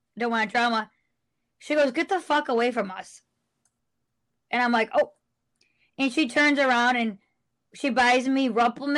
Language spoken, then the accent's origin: English; United States; moved away; I'm from New York